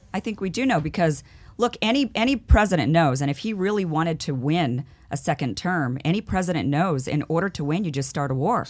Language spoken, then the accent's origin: English; Idaho, United States; now in Los Angeles, United States; I grew up in Idaho, I'm from Idaho.